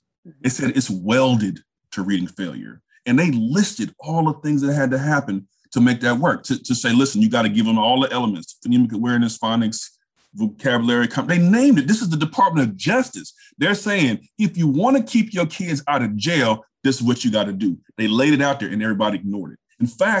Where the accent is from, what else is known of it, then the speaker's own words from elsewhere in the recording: Richmond, California, United States; moved away as an adult; also born or lived in South Carolina; I grew up in Richmond, California, which is basically right next to Oakland